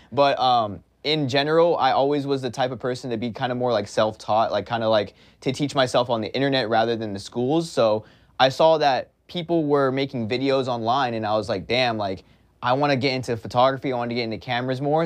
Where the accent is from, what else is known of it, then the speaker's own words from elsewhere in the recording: Pasadena, California, United States; I was born and raised in Los Angeles, California, more specifically a small town called Pasadena